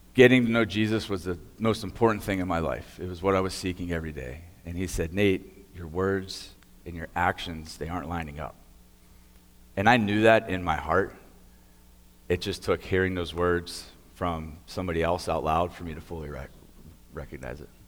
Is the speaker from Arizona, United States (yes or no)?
no; Beaver County, Pennsylvania, United States; I grew up here in Beaver County